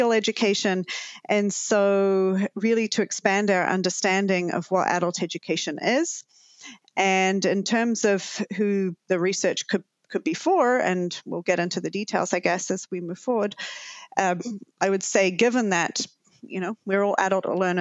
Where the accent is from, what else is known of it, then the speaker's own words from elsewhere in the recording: New Zealand; now in Canada; as you can probably tell from my lingering accent, I'm originally from Aotearoa, New Zealand.